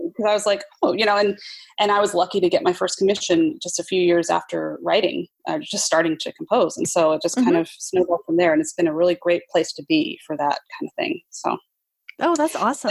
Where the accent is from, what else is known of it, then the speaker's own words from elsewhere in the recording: Utah, United States; also born or lived in New York; now in Seattle, United States; I'm originally from Utah